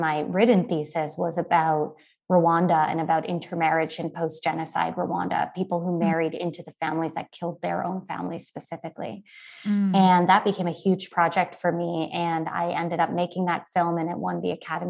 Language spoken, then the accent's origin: English; Canada; moved away as an adult; now in United States; as a Canadian